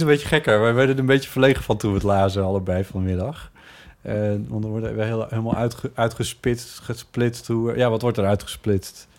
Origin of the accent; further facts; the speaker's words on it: Friesland, Netherlands; moved away as an adult; also born or lived in Groningen; now in Amsterdam, Netherlands; toen ik in Friesland woonde en jong was